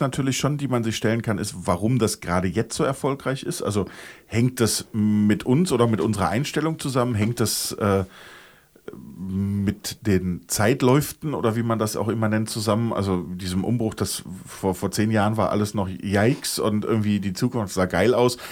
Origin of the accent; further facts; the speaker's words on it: Germany; wir als Deutsche